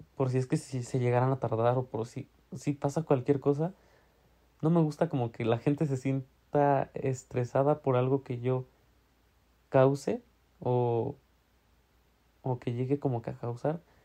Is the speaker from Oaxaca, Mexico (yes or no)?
yes; Tlaxiaco, Oaxaca, Mexico; now in Puebla, Mexico; de donde soy, de Tlagiaco